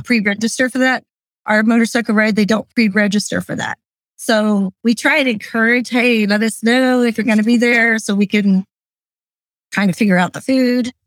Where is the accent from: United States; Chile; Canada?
United States; Lancaster County, Pennsylvania; I was born and raised in Lancaster County.